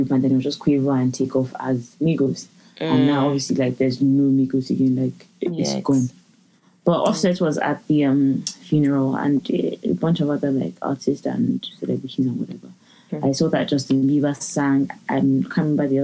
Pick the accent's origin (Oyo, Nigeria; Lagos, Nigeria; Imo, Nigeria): Lagos, Nigeria; now in London, United Kingdom; I'm from Lagos